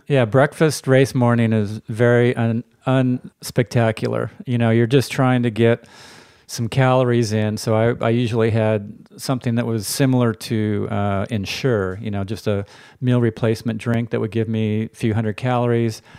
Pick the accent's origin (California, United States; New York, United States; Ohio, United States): California, United States; Palo Alto; I grew up in Palo Alto before it was Silicon Valley